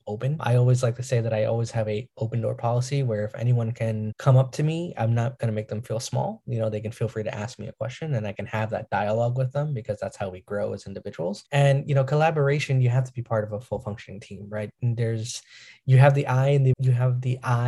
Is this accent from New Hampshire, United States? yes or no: no; New York, United States; I'm from New York